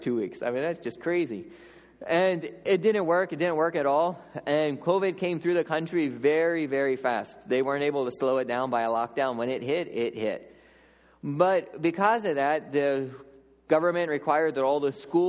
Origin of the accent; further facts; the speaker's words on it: Lancaster County, Pennsylvania, United States; moved away as an adult; also born or lived in Papua New Guinea; growing up in Lancaster County